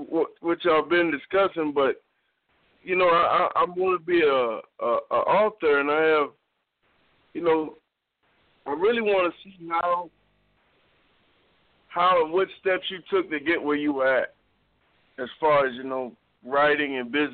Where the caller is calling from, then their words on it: Charleston, South Carolina, United States; Charleston, South Carolina.